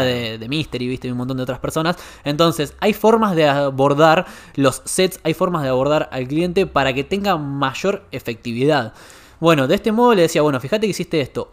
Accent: Argentina; vinimos de Argentina con un emprendimiento gastronómico familiar, que es de la familia de Mauro

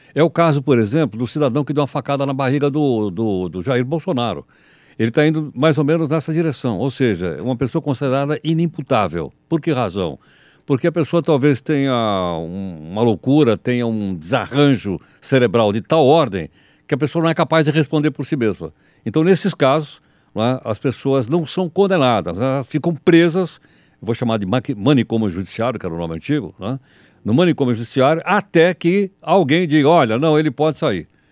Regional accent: São Paulo, Brazil; eu conheço bem o Centrão, nasci no Centrão

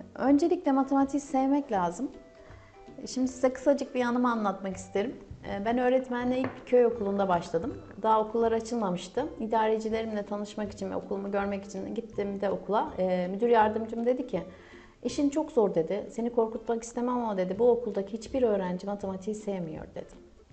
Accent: Kahramanmaraş, Turkey; Kahramanmaraş doğumluyum.

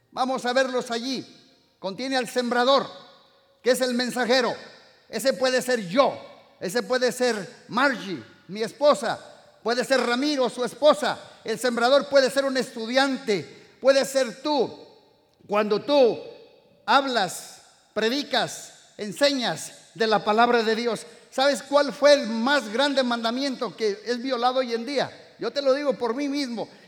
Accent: Morelia, Michoacán, Mexico; moved away; Yo vengo de una iglesia hace 25 años, vinimos de México, ¿verdad? Más o menos. Estuvimos en una mega church. Yo vengo de Morelia, esa mega church.

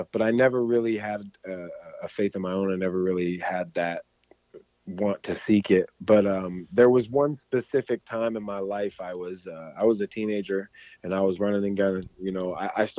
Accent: Palm Bay, Florida, United States; moved away as an adult; now in Macomb, United States; I'm originally from Palm Bay, Florida, but I currently live in Macomb, Illinois

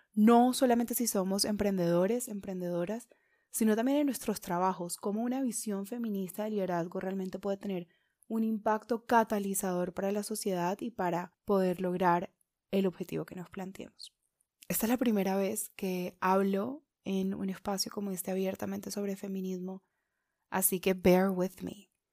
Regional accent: Caribbean region of Colombia, Colombia; los que crecimos en zonas del Caribe

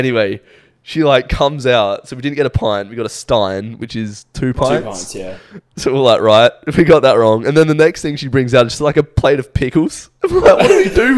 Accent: Australia; moved away as an adult; now in United Kingdom; I'm from Australia.

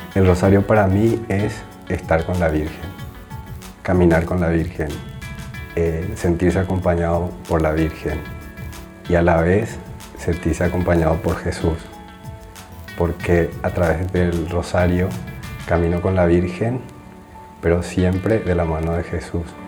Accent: Paraguay; moved away as an adult; now in Rome, Italy; soy paraguayo, tengo 33 años, actualmente vivo en Roma

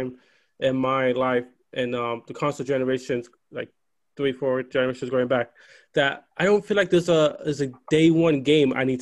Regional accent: New York, United States; now in New Jersey, United States; I'm originally from New York

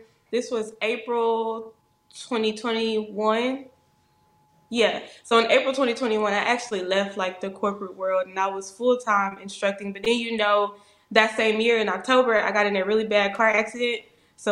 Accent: Arkansas, United States; my home state

